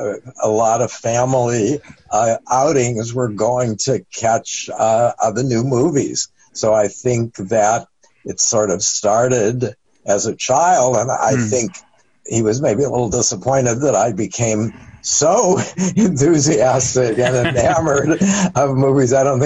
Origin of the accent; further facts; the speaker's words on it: Cleveland, Ohio, United States; I'm actually from Cleveland, Ohio.